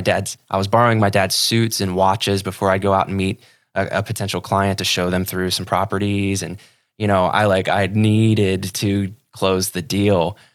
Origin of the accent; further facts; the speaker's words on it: Ohio, United States; moved away as an adult; now in Sarasota, United States; I'm from Ohio originally